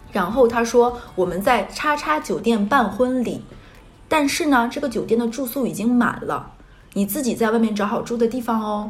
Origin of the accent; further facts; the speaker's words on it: Northeast China, China; now in Shanghai, China; 在我老家东北，就是一个五线城市